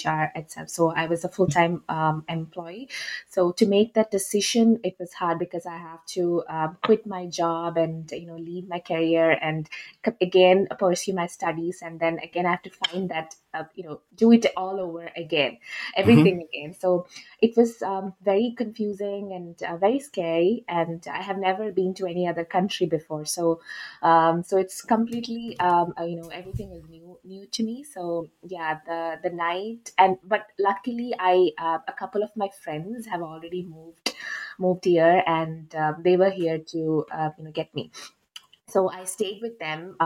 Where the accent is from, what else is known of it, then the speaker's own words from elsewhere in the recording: Kerala, India; moved away as an adult; now in Toronto, Canada; So basically, I'm native from India. I'm from India. I'm from Kerala.